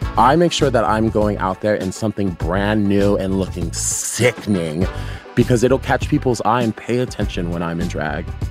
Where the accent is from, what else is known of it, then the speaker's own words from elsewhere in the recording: Arizona, United States; now in New York, United States; I grew up in like in Arizona and like a predominantly white high school.